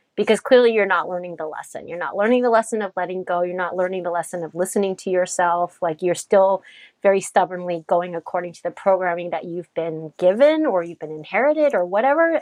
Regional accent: United States; We grew up here in the States, and we have parents with very different upbringing

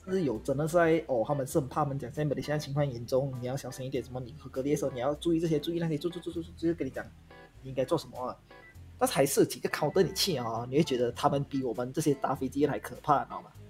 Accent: Kedah, Malaysia; moved away as an adult; also born or lived in South Korea; 我已经从韩国搬回马来西亚了

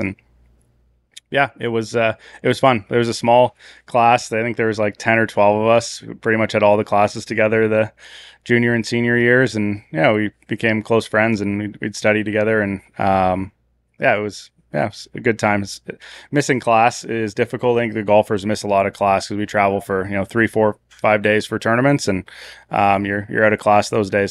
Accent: Canada; moved away; growing up in Canada

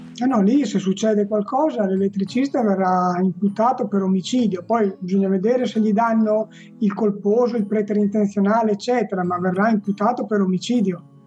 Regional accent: Romagna Riviera, Emilia-Romagna, Italy; nella riviera romagnola, eh, che è la mia terra

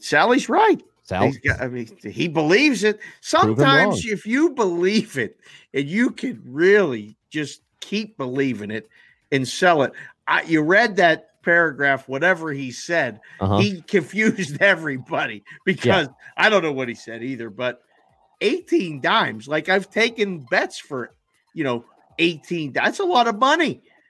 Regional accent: Pittsburgh, Pennsylvania, United States; also born or lived in Caribbean; So I don't miss all of the bugs that I grew up with in Pittsburgh. And when I lived in the Caribbean and all that stuff, there were bugs.

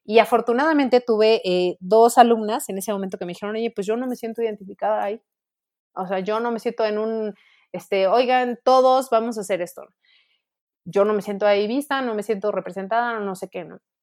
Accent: Mexico; quienes somos de México somos el grupo de, de hispanohablantes más grande en el mundo

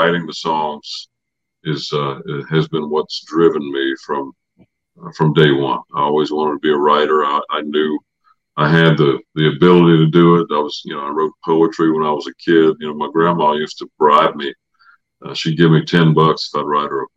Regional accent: Samora, North Carolina, United States; moved away; my dad was in on a little bluegrass park that they built in my hometown of Samora, North Carolina.

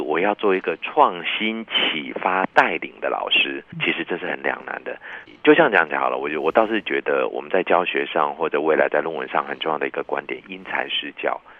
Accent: Taiwan; also born or lived in Japan; 这个台湾来的嘛

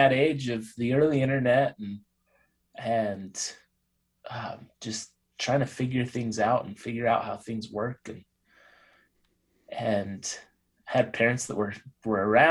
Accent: Utah, United States; I grew up in Utah

